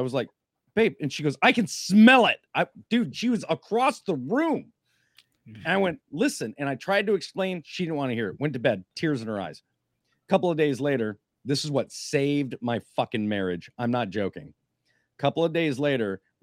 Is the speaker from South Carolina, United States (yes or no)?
no; Minnesota, United States; I'm from Minnesota